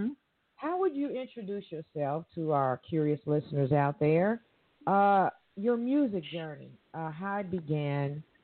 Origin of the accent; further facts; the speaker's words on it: Evansville, Indiana, United States; calling from Evansville, Indiana. Yes, that's my hometown.